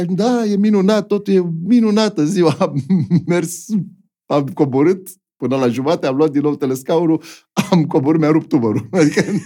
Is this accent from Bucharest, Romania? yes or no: yes; Bucharest, Romania; Eu sunt din București